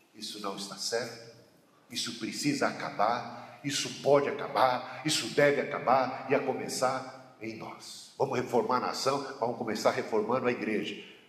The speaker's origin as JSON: {"language": "Portuguese", "country": "Brazil", "said": "A gente é, somos brasileiros"}